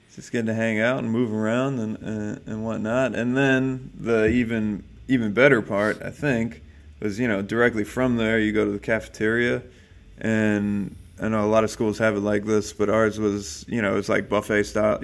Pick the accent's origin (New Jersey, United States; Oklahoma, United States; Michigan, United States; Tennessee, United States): New Jersey, United States; moved away as an adult; now in California, United States; I was born in New Jersey